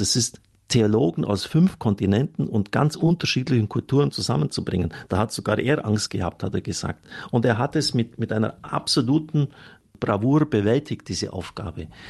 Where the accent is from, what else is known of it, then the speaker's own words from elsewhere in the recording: Germany; Wir können als Deutsche eigentlich nur stolz sein